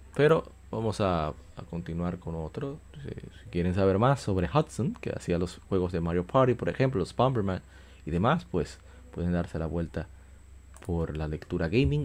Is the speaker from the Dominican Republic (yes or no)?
yes; Dominican Republic; como decimos en mi país, en República Dominicana